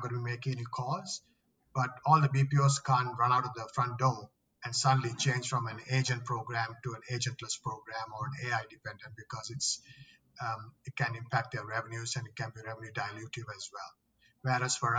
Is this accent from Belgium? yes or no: no; Australia; moved away as an adult; also born or lived in Sri Lanka / Singapore / Philippines; now in Sydney, Australia; I'm originally from Sri Lanka. I grew up in Australia for most of my life.